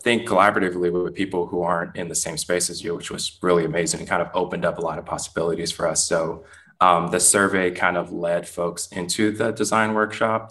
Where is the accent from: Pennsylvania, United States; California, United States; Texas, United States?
California, United States; Richmond; now in Oakland, United States; I grew up um, not too far from where I am based right now in Oakland, in Richmond, California